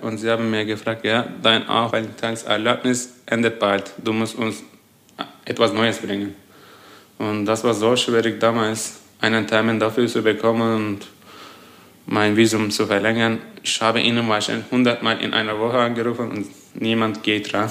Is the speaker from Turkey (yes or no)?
yes; Turkey; German is a second language; moved away as an adult; now in Darmstadt, Germany; meine Familie auf jeden Fall sind noch in der Türkei